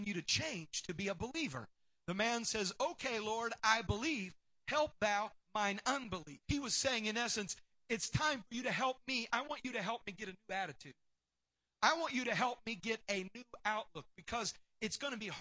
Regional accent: Tennessee, United States; I'm from Tennessee.

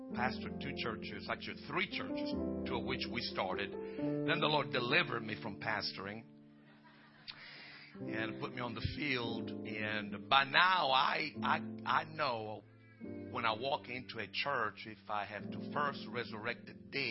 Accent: Italy; moved away as an adult; I came from Italy and I moved here. And, you know, I was just an Italian, so I'm still am in some measure.

